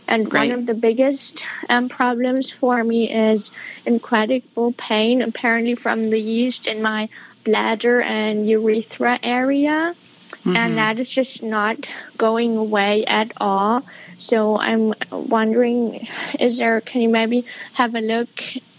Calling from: Berlin, Germany; I'm calling from Berlin, Germany.

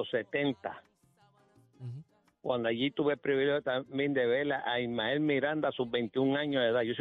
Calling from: Guaynabo, Puerto Rico; Eh, de Guainabo.

